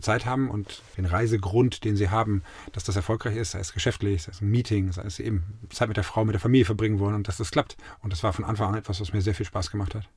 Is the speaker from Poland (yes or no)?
no; Munich, Bavaria, Germany; moved away as an adult; also born or lived in Bielefeld / Hamburg / Switzerland / Zurich; now in Mainz, Germany; Ich bin in München groß, ich liebe meine Ecken in München